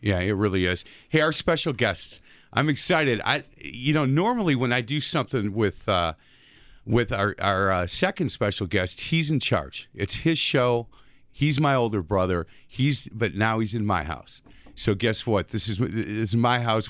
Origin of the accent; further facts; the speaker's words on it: Bartlett Avenue, Wisconsin, United States; we grew up on Bartlett Avenue